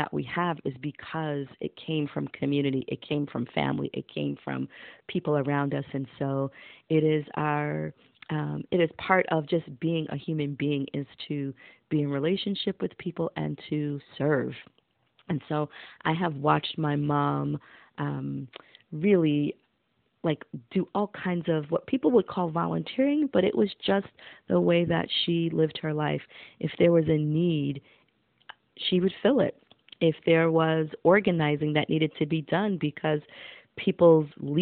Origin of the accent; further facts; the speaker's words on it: New York City, New York, United States; also born or lived in Brooklyn, New York; I'm originally from the South Bronx, and now I make my home in Brooklyn, New York.